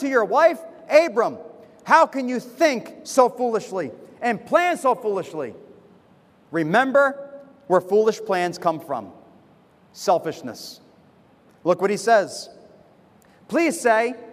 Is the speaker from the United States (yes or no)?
yes; United States; moved away as an adult; now in Semarang, Indonesia; being a foreigner, you know, I'm from America.